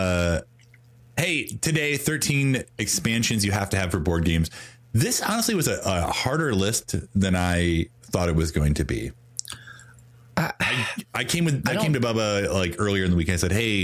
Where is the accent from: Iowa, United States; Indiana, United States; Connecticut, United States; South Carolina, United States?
Indiana, United States; New Albany; Southern Indiana, New Albany, my hometown